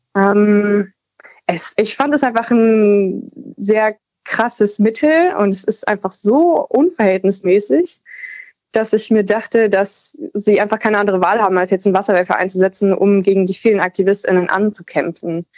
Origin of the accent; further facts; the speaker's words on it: East Saxony, Germany; ich komme eher aus, also gebürtig aus Ostsachsen und äh, lebe jetzt am anderen Ende von Sachsen